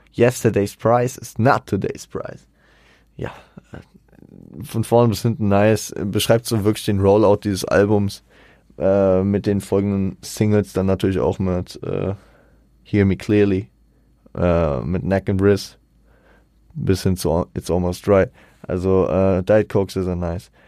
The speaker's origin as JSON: {"language": "German", "town": "Frankfurt", "region": "Hesse", "country": "Germany", "said": "am Ende sind wir Frankfurter äh, in Frankfurt zu Hause"}